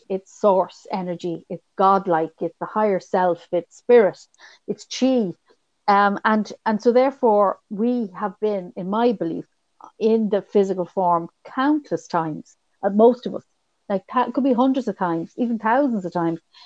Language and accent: English; Ireland; being Irish